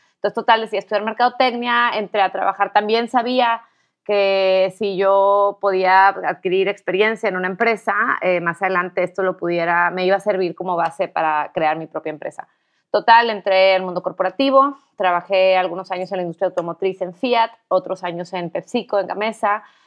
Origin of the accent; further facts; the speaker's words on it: Tampico, Tamaulipas, Mexico; soy de Tampico